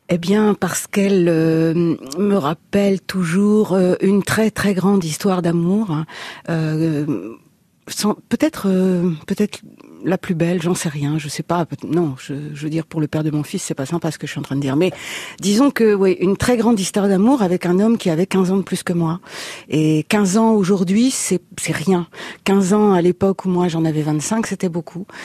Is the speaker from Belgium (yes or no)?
no; Paris, Île-de-France, France; also born or lived in Reims region; j'ai grandi à Paris